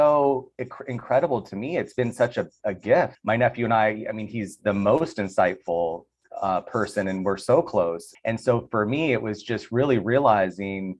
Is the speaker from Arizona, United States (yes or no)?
yes; Tucson, Arizona, United States; now in Los Angeles, United States; I'm from Tucson.